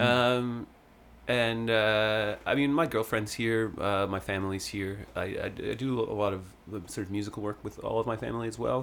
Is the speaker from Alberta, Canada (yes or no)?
no; Sutton, Ontario, Canada; also born or lived in Vancouver; now in Toronto, Canada; I went to my hometown fair, like they have, the Sutton Fair